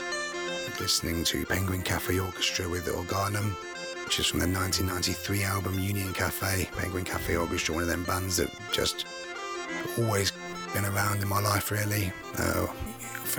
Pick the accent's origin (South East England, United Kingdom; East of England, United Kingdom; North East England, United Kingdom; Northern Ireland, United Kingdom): East of England, United Kingdom; the Fens; I'm from the Fens